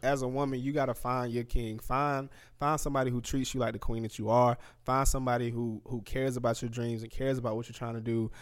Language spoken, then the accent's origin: English; Anniston, Alabama, United States; I'm from Anniston, Alabama.